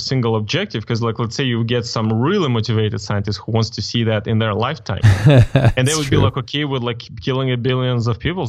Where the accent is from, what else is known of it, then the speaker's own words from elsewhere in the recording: Moldova; I mean, like I'm from Eastern Europe, right?